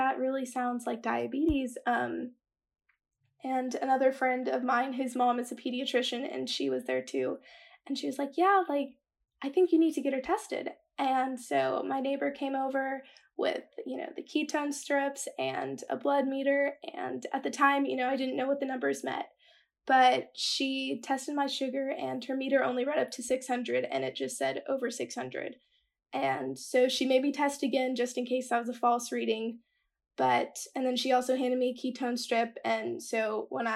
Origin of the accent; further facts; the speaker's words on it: Dallas, Texas, United States; I'm from Dallas, Texas. I'm a senior in high school